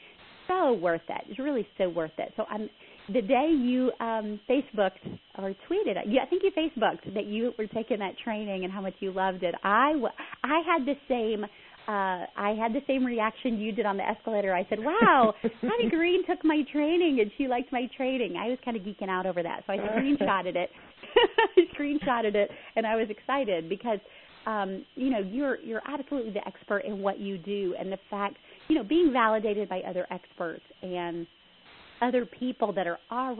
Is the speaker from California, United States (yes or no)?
no; Southern United States, Texas, United States; I am a Southerner, but I speak faster than most Southerners